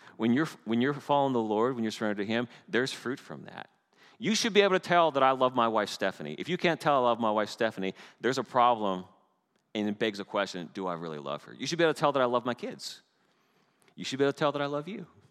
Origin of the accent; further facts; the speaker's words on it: Canada; moved away; I'm Canadian. And everyone smiles when I tell them I'm Canadian